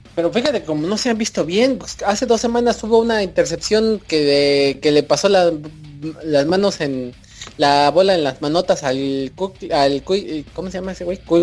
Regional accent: Cuautitlán Izcalli, State of Mexico, Mexico; Miguel y yo somos oriundos de Cuautitlán Izcalli

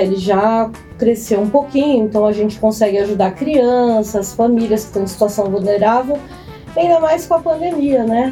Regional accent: São Paulo, Brazil; now in Resende, Brazil; eu sou paulistana

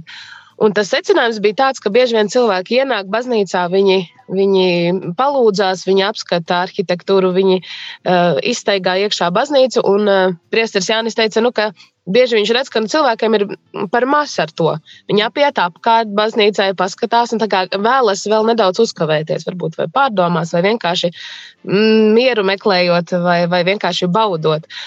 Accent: Līvāni, Līvāni Municipality, Latvia; moved away as an adult; now in Līksna, Latvia; Es esmu dzimusi Līvānos

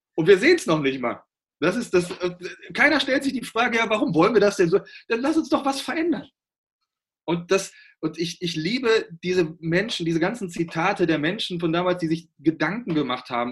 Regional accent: Germany; bei uns in Deutschland

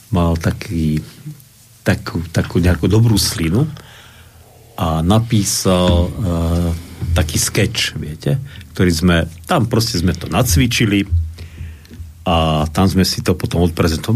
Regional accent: Slovakia; som Slovák

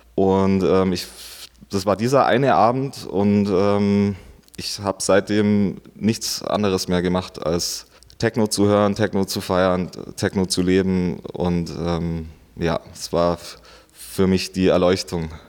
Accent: Augsburg district, Bavaria, Germany; also born or lived in Stuttgart; ich bin geboren in Stuttgart und aufgewachsen hier im Landkreis Augsburg, also nicht direkt in der Stadt.

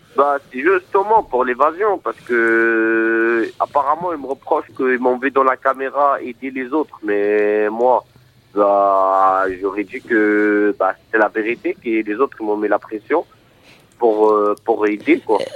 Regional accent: Morocco; now in France; Moi déjà, suis de nationalité marocaine. Je suis marocain

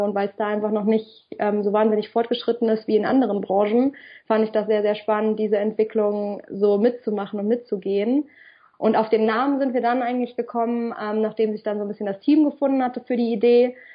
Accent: Kassel, Hesse, Germany; ich komme ja ursprünglich aus Kassel

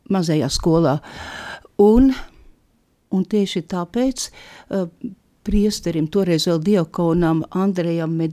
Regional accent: Dundaga, Dundaga Municipality, Latvia; born or raised there; also born or lived in Kolka

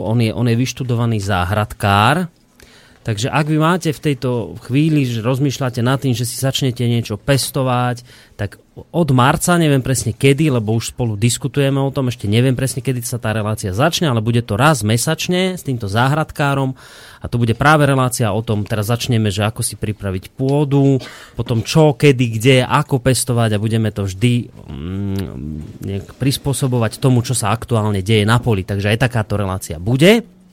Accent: Poltár, Banská Bystrica Region, Slovakia; ja nedaleko pochádzam z Poltára

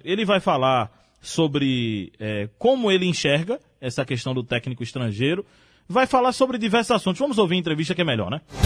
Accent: Brazil; enquanto brasileiro

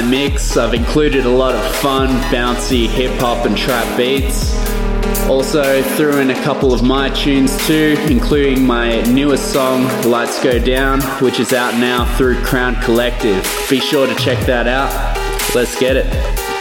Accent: Canberra, Australian Capital Territory, Australia; I'm from Canberra, Australia

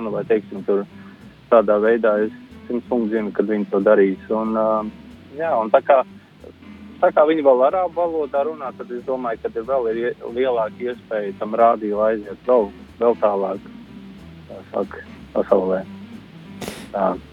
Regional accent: Latvia; moved away as an adult; now in Ireland

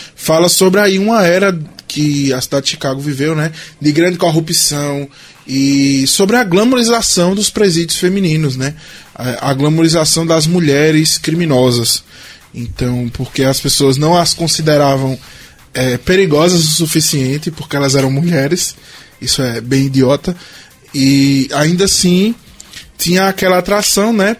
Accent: Brazil; nós, como brasileiros

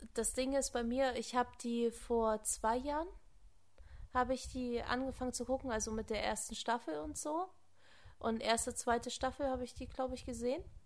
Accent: Germany; hier bei uns in Deutschland

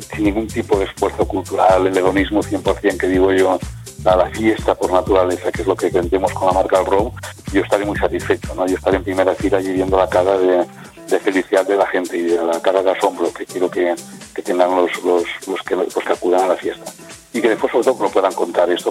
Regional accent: Aragon, Spain; es mi tierra, ¿no? Estamos en Aragón, estamos en Zaragoza

